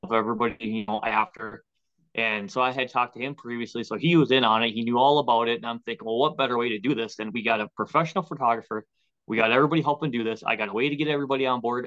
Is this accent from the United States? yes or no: yes; Waconia, Minnesota, United States; now in Chaska, United States; Originally, I'm from Waconia. We live in Chaska now, which is 15 minutes southeast of Waconia.